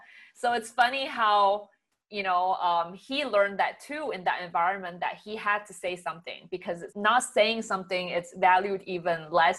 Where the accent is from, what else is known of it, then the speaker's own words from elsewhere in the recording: Singapore; moved away as an adult; now in Canada; so I was an international student when I moved from Singapore to Canada to get my undergrad.